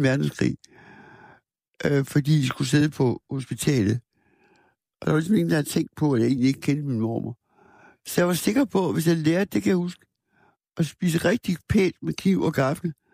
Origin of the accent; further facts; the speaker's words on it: Aarhus, Central Denmark Region, Denmark; also born or lived in Askov, Denmark; Det var sådan et hjem i Aarhus, hvor der kom mange kunstnere.